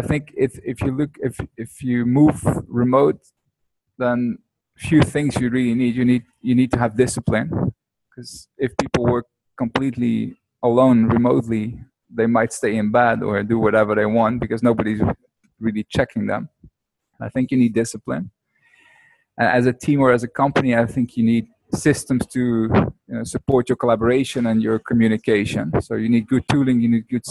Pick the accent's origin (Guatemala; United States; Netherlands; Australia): Netherlands; moved away as an adult; now in Bali, Indonesia; I'm not from America, but from Holland, and I live on Bali at the moment